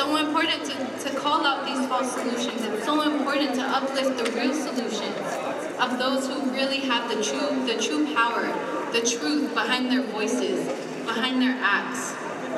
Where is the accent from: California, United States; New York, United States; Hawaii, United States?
California, United States; Richmond; I grew up in Richmond, California